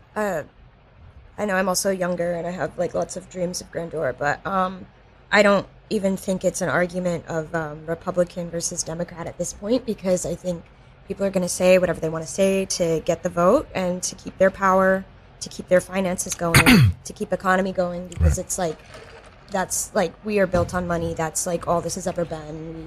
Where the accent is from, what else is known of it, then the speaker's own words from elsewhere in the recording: North Carolina, United States; now in New York, United States; I'm from the South, and recently one of my high school friends came to visit, and she still lives in like my tiny North Carolina town.